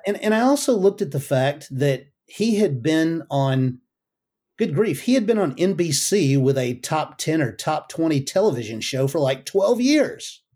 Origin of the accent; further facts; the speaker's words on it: United States; I'm an American